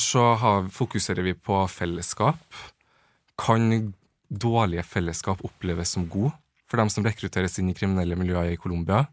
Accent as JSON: {"language": "Norwegian", "region": "Trøndelag", "country": "Norway", "moved": "as an adult", "lives_now": "Oslo, Norway", "said": "jeg kommer fra Trøndelag"}